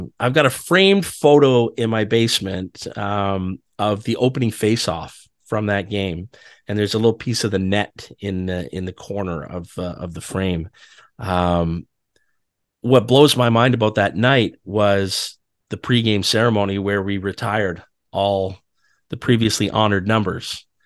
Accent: Ottawa, Ontario, Canada; now in Toronto, Canada; I grew up in Ottawa.

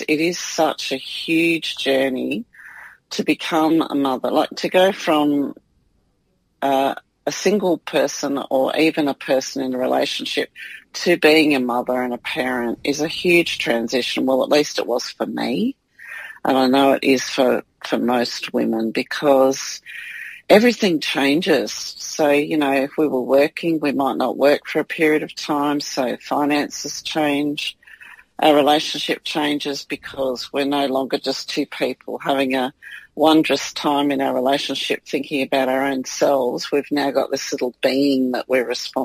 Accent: New South Wales, Australia; moved away; also born or lived in Victoria; I was born in New South Wales, but we were living in Victoria

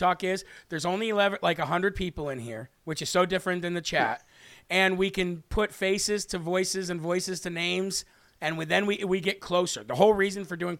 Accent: United States; I was born here in the United States of America

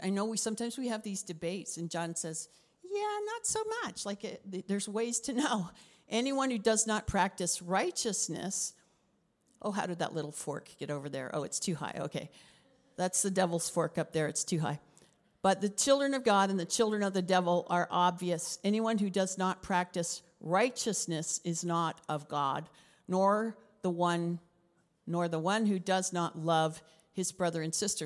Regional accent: Canada; also born or lived in Africa; I'm Canadian

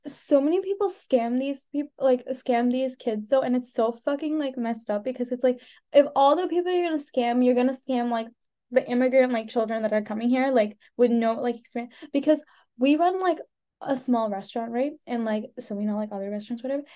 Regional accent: United States; also born or lived in India; I came here when I was one. I've lived here since I was ba- so basically I've lived here my yeah. whole life.

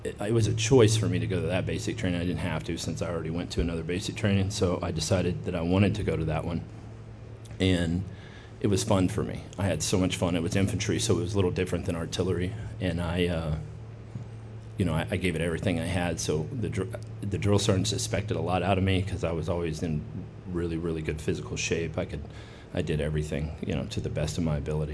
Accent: United States; growing up as an American

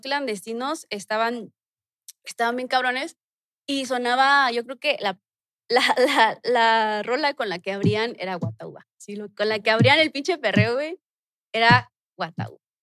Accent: Mexico City, Mexico; Ahí crecí, ahí nací

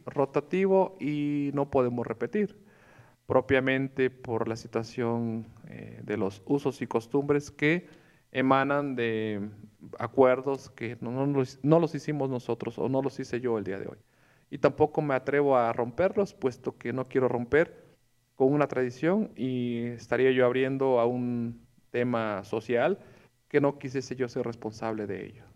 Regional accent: Tlacotepec, Morelos, Mexico; also born or lived in Jonacatepec / Puebla; Yo soy del pueblo de Tlacotepec, perteneciente al municipio de Milpas. Fui formado, crecido, criado en mi pueblo, ahí en Tlacotepec, hasta el nivel secundario

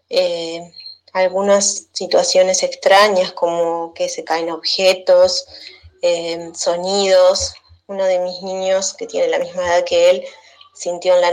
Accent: Uruguay; soy de Uruguay

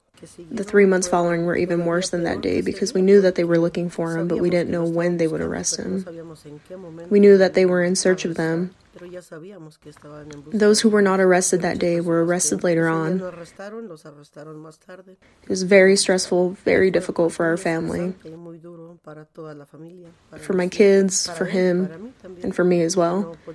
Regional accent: Mexico; moved away as an adult; also born or lived in Guadalajara; now in United States; I was born in Mexico with 12 siblings. My parents always worked out in the fields. That's where we were raised together, working out in the field. We moved to Guadalajara.

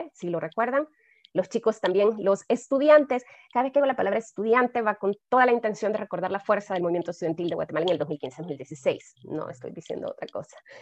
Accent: El Salvador; para mí como salvadoreña

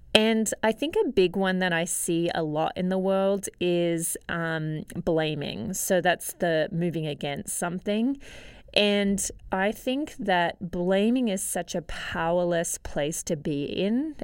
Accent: Australia; Growing up in Australia

